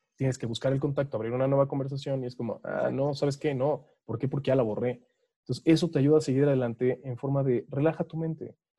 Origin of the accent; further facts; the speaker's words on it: Mexico; como típicos mexicanos